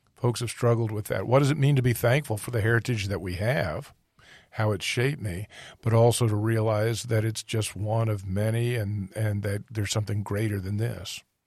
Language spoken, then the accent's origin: English; United States; being an American